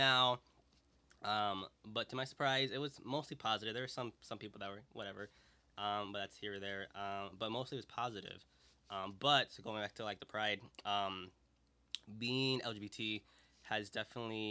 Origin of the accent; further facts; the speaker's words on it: Aurora, Illinois, United States; growing up in Aurora